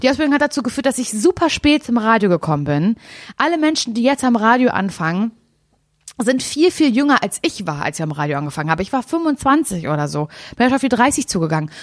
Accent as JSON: {"language": "German", "region": "Mecklenburg-Vorpommern", "country": "Germany", "said": "mein Herz schlägt ja für Norddeutschland, wie wir alle wissen, weil ich komme aus MacPom"}